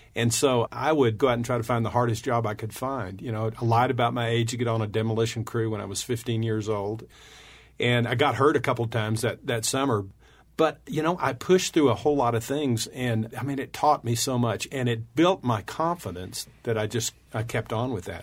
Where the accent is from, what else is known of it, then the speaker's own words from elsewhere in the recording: West Texas, United States; we were raised in West Texas